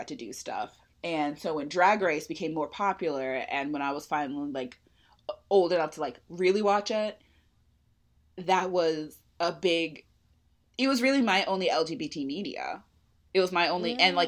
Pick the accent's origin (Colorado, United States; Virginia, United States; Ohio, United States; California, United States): California, United States; I was born and raised in California